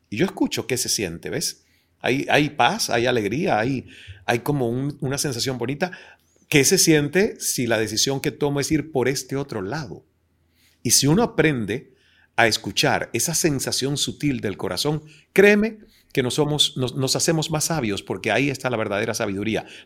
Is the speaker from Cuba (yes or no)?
yes; Cuba; soy el hijo cubano bastardo de una oh relación extramarital de Deepak con mi madre.